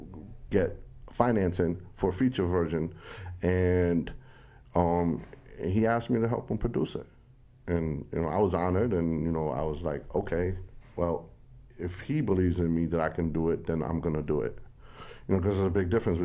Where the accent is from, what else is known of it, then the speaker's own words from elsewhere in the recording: New York City, New York, United States; Brooklyn, Greenpoint, born and raised.